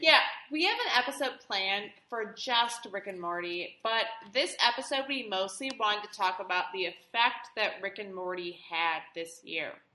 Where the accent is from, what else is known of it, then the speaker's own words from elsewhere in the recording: Detroit, Michigan, United States; I'm from Detroit